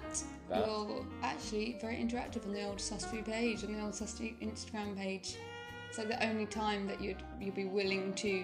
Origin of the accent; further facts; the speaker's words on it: United Kingdom; now in Spain; We're a British couple living in Spain